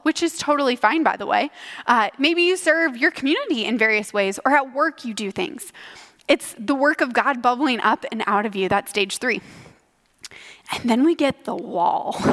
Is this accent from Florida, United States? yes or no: no; Ankeny, Iowa, United States; I grew up here in Ankeny